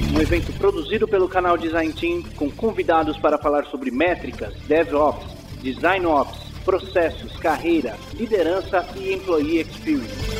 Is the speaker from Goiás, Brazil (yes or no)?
no; Rio de Janeiro, Brazil; moved away as an adult; now in São Paulo, Brazil; Eu sou do Rio de Janeiro, me mudei para São Paulo em 2015